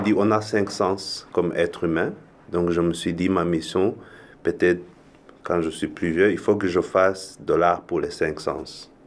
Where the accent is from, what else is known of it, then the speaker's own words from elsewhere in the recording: Rwanda; moved away; also born or lived in Europe; je viens originellement du Rwanda, j'ai vécu un peu en Europe